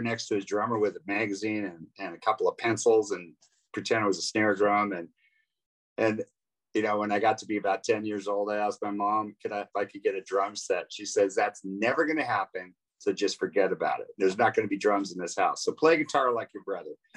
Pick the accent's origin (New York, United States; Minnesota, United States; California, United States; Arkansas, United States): California, United States; Oakland; moved away as an adult; also born or lived in Marin County / San Jose; I was born in Oakland, California, and lived in the Bay Area all my life